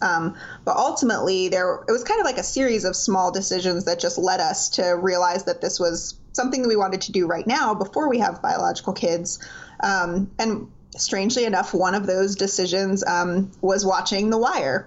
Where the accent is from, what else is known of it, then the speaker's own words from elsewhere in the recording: Miami, Florida, United States; now in Greenville, United States; I was born and raised in South Florida, so shout out to all my Miami people out there.